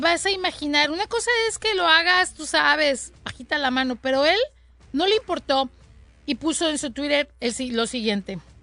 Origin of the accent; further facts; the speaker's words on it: Colima, Mexico; now in California, United States; Yo de pequeña, de pequeña en Colima